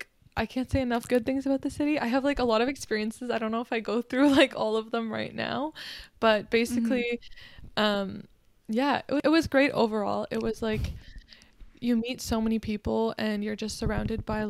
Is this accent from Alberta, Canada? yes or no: no; Kitchener, Ontario, Canada; moved away; also born or lived in Ottawa; I had to drive from Ottawa to my hometown, which is like Kitchener-Waterloo